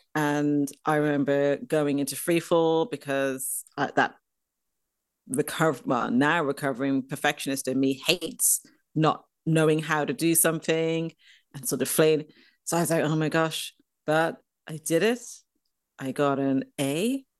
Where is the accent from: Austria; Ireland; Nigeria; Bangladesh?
Ireland; Dublin, Leinster; moved away; I grew up in Dublin, in Ireland